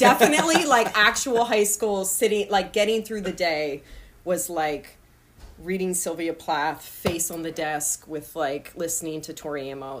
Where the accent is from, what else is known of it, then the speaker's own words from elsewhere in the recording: Washington Township, New Jersey, United States; accent: Philly; moved away; But I grew up 15 minutes from Philly. I'm like the Jersey side of Philly.